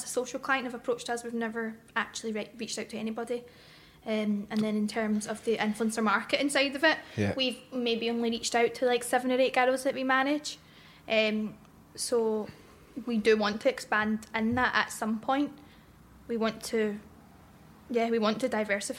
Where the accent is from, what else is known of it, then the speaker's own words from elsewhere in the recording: Glasgow, Scotland, United Kingdom; also born or lived in Bothwell; I grew up in Garra Hill